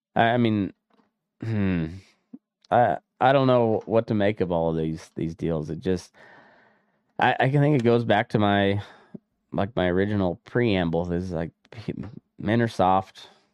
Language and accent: English; Colorado, United States; my home state of Colorado